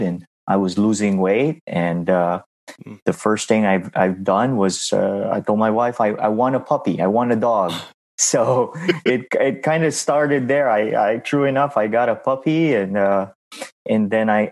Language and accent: English; Philippines; moved away as an adult; now in United States; I am from the Philippines. I was born and raised in the Philippines.